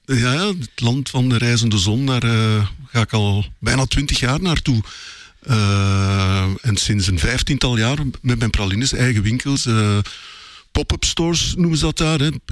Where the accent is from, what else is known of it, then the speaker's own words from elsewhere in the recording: Belgium; wij als Belgen